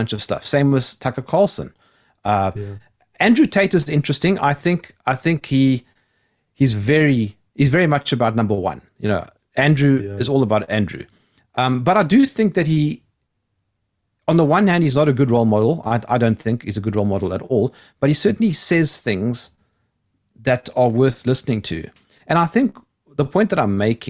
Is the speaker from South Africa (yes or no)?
yes; South Africa; I come from South Africa